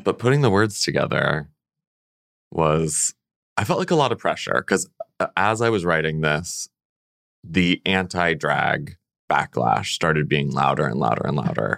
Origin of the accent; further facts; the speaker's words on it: central Illinois, United States; also born or lived in California / Connecticut; I grew up in central Illinois